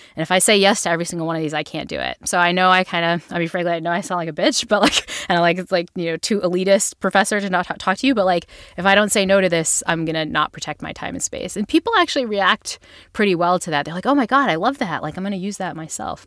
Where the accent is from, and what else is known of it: Northeast, United States